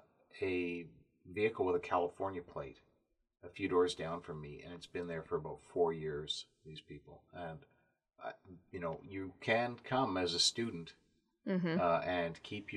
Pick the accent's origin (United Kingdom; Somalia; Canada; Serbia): Canada; Feeling very smug as a Canadian these days.